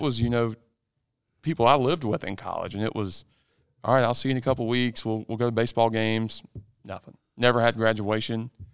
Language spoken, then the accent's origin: English; Lancaster, South Carolina, United States; I'm from Lancaster, South Carolina